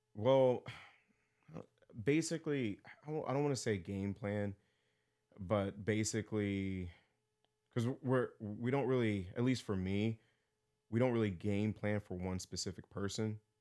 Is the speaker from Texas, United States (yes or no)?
yes; Texas, United States; born or raised there; now in Pittsburgh, United States